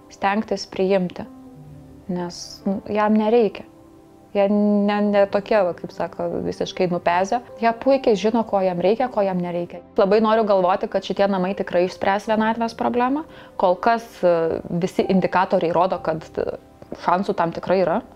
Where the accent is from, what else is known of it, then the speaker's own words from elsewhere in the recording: Samogitia, Lithuania; aš žemaitė, aš kantrybės turiu